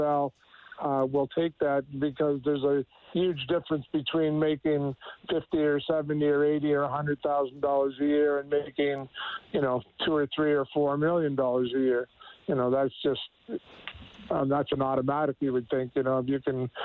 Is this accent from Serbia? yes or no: no; Canada; I, as a Canadian in Canadian college